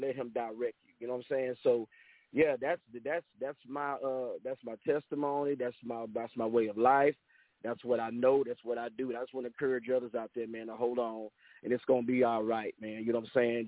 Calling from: Angleton, Texas, United States; I'm calling here on, uh, from the third coast, uh, here in uh, Angleton, Texas

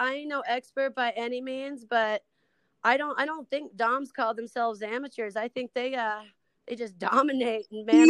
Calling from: Iowa, United States; No, I'm in Central Iowa. I am not doing that.

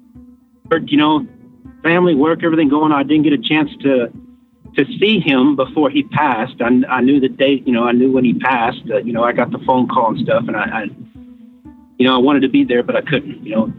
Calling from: San Antonio, Texas, United States; San Antonio, Texas.

